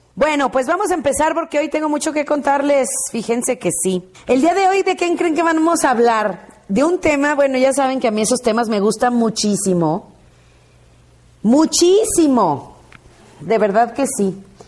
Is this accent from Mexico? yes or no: yes; Mexico; Como mexicanos somos muy dramáticos